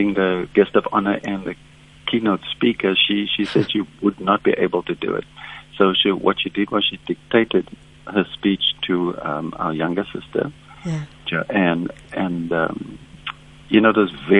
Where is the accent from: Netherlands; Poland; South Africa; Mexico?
South Africa; Cape Town, Western Cape; I'm from Bontheville